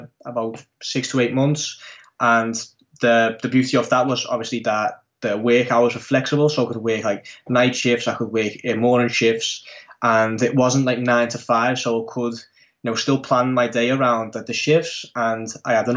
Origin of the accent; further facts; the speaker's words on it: Netherlands; I'm from the Netherlands, born and raised in the Netherlands